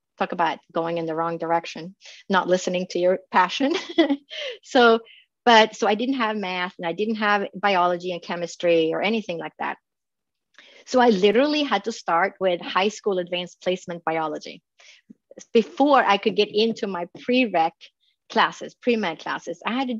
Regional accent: Phoenix, Arizona, United States; We never got to work with each other, but we both knew that we came from Phoenix.

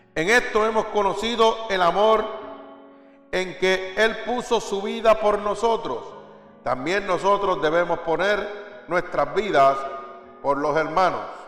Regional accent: Puerto Rico; moved away; como dicen en mi pueblo, allá en Puerto Rico

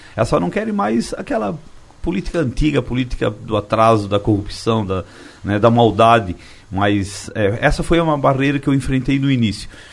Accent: Timbé do Sul, Santa Catarina, Brazil; Tibete do Sul, que é onde eu nasci.

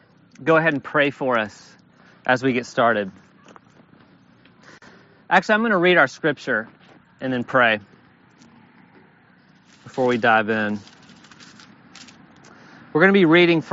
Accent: Alabama, United States; I've tried really hard for several years to pretend that I'm not from the Deep South, but I am from Alabama.

